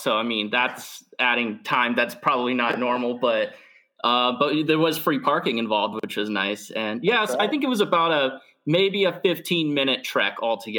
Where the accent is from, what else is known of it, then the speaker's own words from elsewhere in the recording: St. Petersburg, Florida, United States; now in Massachusetts, United States; I grew up and was born and raised in the St. Pete.